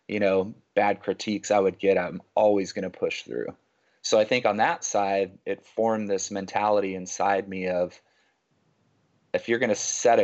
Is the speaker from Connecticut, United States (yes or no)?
no; Northern California, United States; moved away as an adult; also born or lived in Los Angeles, California / San Diego, California / Bay Area, California; now in Dallas, United States; I grew up in California, Northern California, and then lived all over Bay Area, LA, Southern California, San Diego